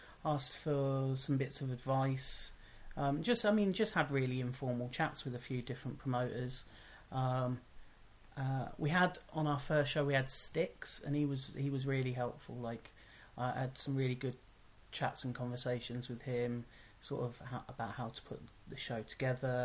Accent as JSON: {"language": "English", "town": "Northampton", "region": "East Midlands", "country": "United Kingdom", "said": "we're from Northampton. We're sat in Northampton right now."}